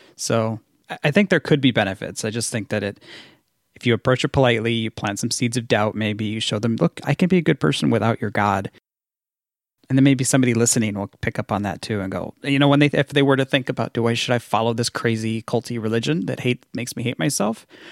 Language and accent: English; Washington, United States; moved away; also born or lived in Minnesota; I grew up in Washington State